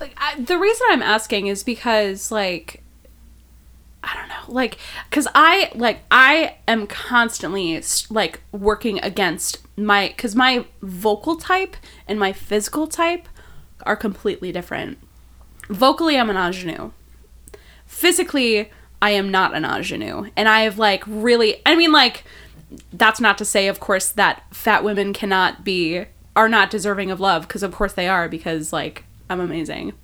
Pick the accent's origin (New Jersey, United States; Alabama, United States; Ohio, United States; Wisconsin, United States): Wisconsin, United States; Milwaukee; now in Chicago, United States; I'm from Milwaukee